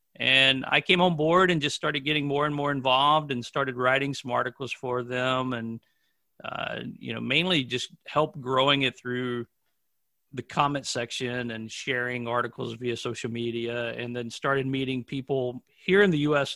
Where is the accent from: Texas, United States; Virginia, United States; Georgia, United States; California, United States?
Virginia, United States; Manassas; I'm from Manassas, Virginia, which is very close to Washington, D.C., on the east coast of the United States.